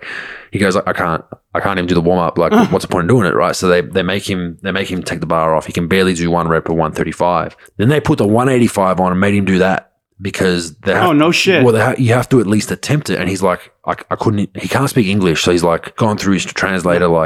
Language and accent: English; Australia; I'm Croatian background from Australia. So I speak Croatian in my family